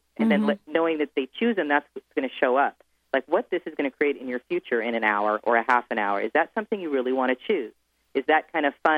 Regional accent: Bay Area, California, United States; my hometown, which is rare, in the Bay Area

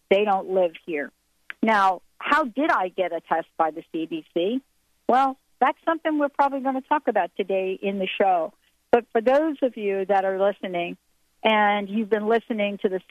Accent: East Coast, United States; Even though I'm from the East Coast

